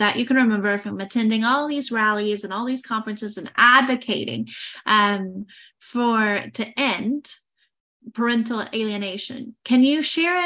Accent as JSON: {"language": "English", "country": "United States", "said": "me being American"}